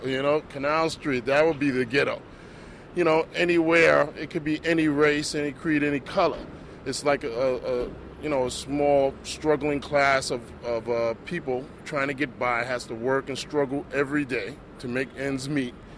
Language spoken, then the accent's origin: English; Atlanta, Georgia, United States; also born or lived in New Orleans, Louisiana; now in New York, United States; I'm originally from Atlanta, Georgia, but I most recently just moved up here to New York from New Orleans.